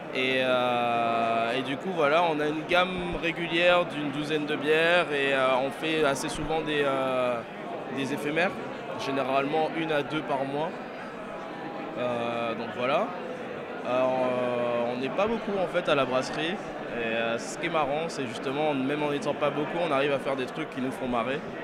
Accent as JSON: {"language": "French", "area": "Greater Paris", "region": "Île-de-France", "country": "France", "said": "je suis du Grand Paris"}